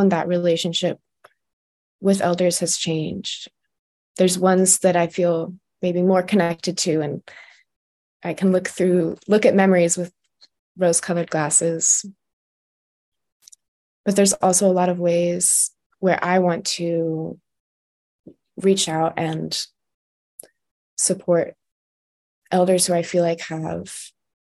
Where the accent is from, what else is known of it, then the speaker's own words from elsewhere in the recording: Olympia, Washington, United States; now in Maryland, United States; I was raised in Olympia Friends Meeting.